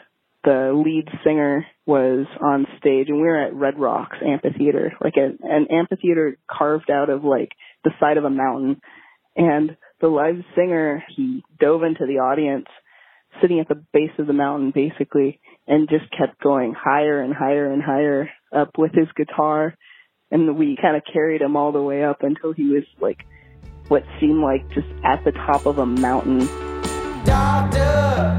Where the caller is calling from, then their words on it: Chicago, Illinois, United States; I'm calling from Chicago.